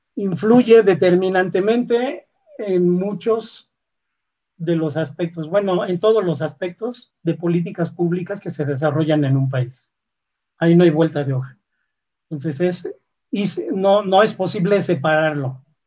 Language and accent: Spanish; Mexico; Yo soy mexicano